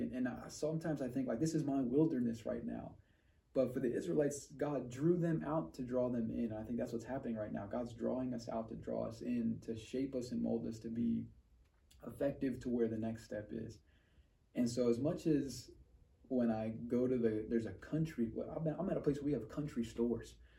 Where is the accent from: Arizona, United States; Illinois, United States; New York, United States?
New York, United States; moved away as an adult; I'm originally from New York, eight and a half million people.